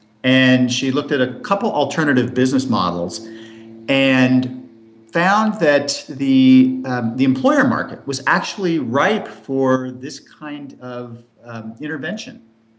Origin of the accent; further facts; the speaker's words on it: Berkeley, California, United States; also born or lived in Portland, Oregon; I grew up in West Coast cities, including Berkeley, San Francisco, and the Bay Area, Santa Cruz, California, Portland, Oregon.